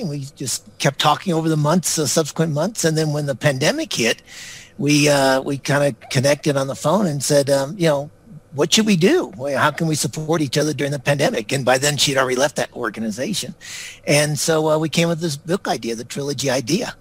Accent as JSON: {"language": "English", "country": "United States", "tie": "born or raised there", "also_born_or_lived": "Singapore / Victoria, Australia", "moved": "as an adult", "said": "I grew up in the United States"}